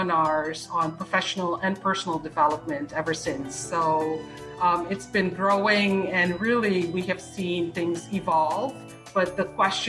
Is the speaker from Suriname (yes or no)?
yes; Suriname; first language Dutch; English is a second language; moved away as an adult; now in South Florida, United States; I grew up in Suriname, which is in South America, used to be Dutch Guyana. So my native language is actually Dutch.